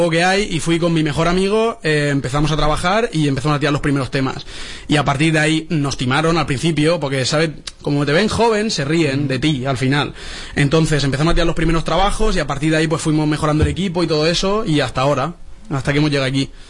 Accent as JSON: {"language": "Spanish", "town": "Alicante", "region": "Valencian Community", "country": "Spain", "said": "De Alicante."}